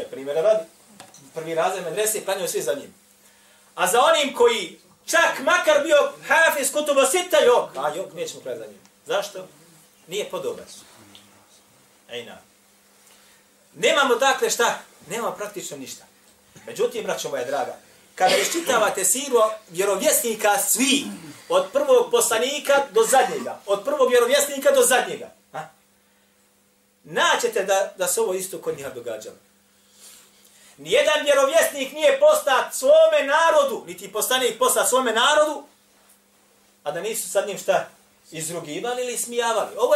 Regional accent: Bosnia & Herzegovina

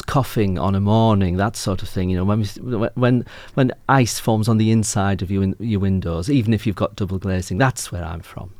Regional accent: Yorkshire and the Humber, United Kingdom; moved away as an adult; also born or lived in Lancashire / Northumberland / Ireland (family background); now in Ipswich, Australia; I'm from North Yorkshire, where they all talk a bit like this

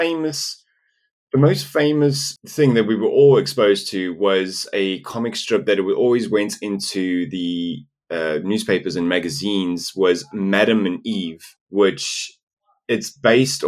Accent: South Africa; English is a second language; when I was growing up in South Africa.

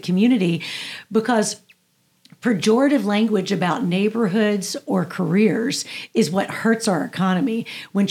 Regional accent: Pine Bluff, Arkansas, United States; the world in which I grew up in Pine Bluff, Arkansas

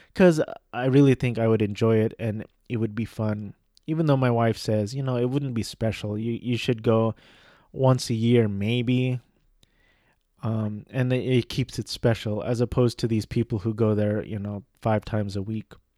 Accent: Orange County, California, United States; I grew up in Orange County, California

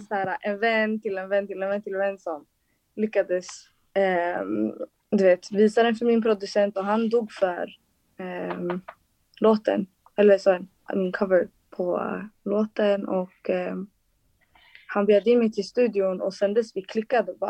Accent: Solna, Stockholm County, Sweden; jag kommer från Solna

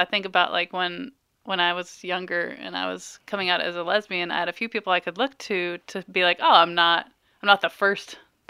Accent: Farmington, United States; I'm almost 40, and I think about, I grew up in Farmington, and it was a pretty accepting school

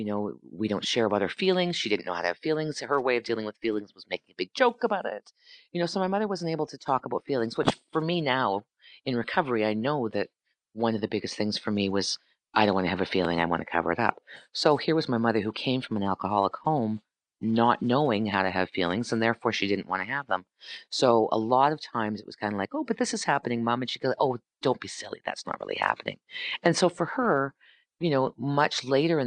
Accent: Sault Ste. Marie, Ontario, Canada; moved away as an adult; I grew up in Northern Ontario.

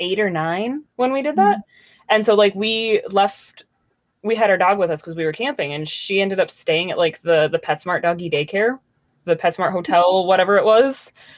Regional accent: Michigan, United States; And growing up in Michigan, I actually spent a lot of time in the Upper Peninsula over the years and have made it to Canada more than once.

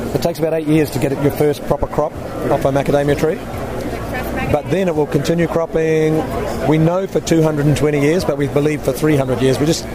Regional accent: New Zealand; now in Illinois, United States; from New Zealand, living in Illinois, working for an Australian company.

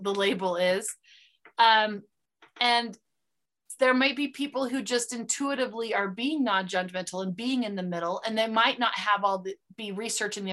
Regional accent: United States; accent: American; first language English

